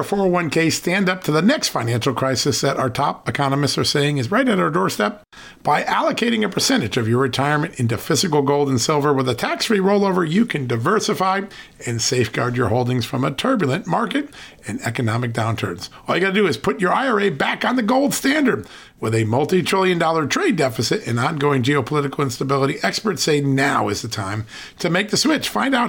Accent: Ireland; You're making me blush as an Irishman, which is hard to do.

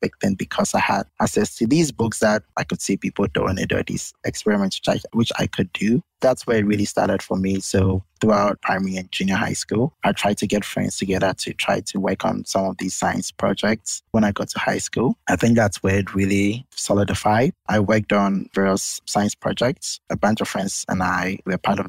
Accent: Winneba, Central Region, Ghana; moved away as an adult; I grew up in Winneba, a small town along the coast of Ghana.

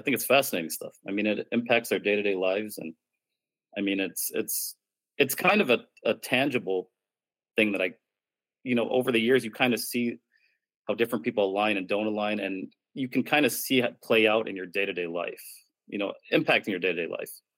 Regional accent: Chicago, Illinois, United States; I grew up in the 19th Ward as a child, lived there all through high school

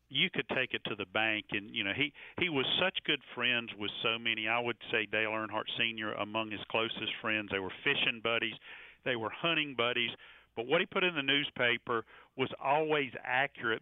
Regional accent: Concord, North Carolina, United States; growing up in Concord, North Carolina, right next to Charlotte

